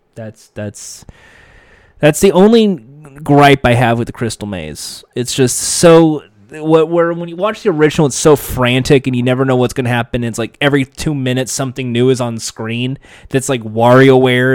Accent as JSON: {"language": "English", "country": "United States", "said": "my home country, the United States"}